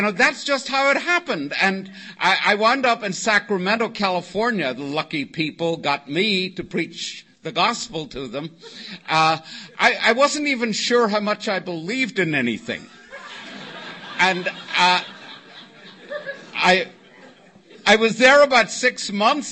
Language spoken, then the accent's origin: English; Northern Ireland, United Kingdom; now in Oceanside, United States; Originally, I was born in Northern Ireland